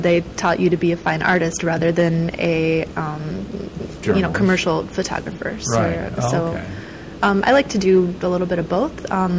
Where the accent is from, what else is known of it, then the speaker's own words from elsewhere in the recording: Waupaca, Wisconsin, United States; moved away; also born or lived in Milwaukee, Wisconsin; I grew up in Waupaca, Wisconsin, which is a small town in central Wisconsin.